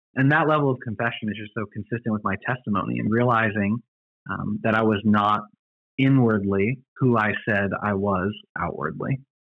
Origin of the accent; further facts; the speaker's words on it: Orlando, Florida, United States; also born or lived in Grayslake, Illinois / Longwood, Florida; So I spent most of my life growing up in Orlando, actually, Long okay. Longwood, Springs, Florida